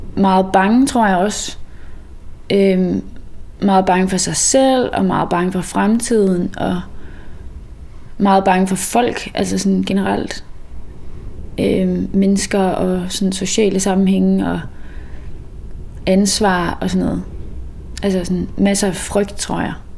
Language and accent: Danish; Mols, Central Denmark Region, Denmark; moved away as an adult; also born or lived in Copenhagen / Aarhus / Klitmøller; jeg er egentlig vokset op øh, på Mols